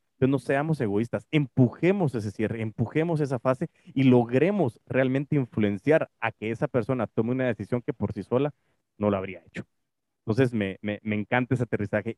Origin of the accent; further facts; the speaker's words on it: Guatemala; aquí en Guate